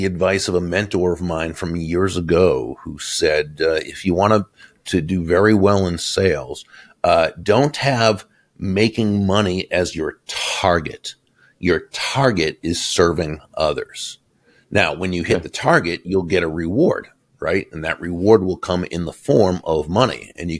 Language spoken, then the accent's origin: English; Boston, Massachusetts, United States; now in Florida, United States; I grew up in Boston, Massachusetts, so I grew up as a Red Sox fan, but I moved to Florida about 35 years ago